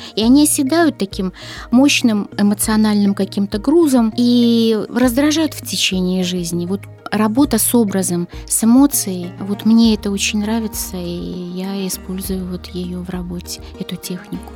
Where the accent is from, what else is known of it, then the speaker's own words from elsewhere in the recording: Belarus; я родилась в Беларуси